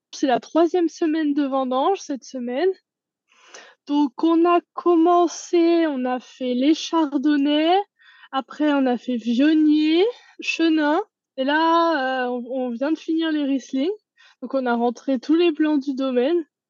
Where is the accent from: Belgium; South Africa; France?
France; the Alps; moved away as an adult; now in New Zealand; je suis originaire des Alpes